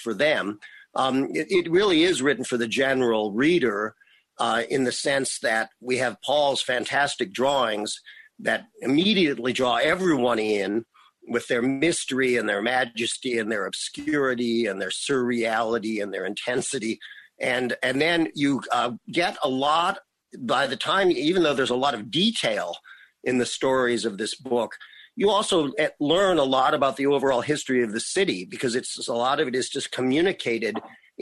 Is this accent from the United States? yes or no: yes; Berkeley, California, United States; moved away as an adult; also born or lived in Oakland; now in San Francisco, United States; I grew up in Berkeley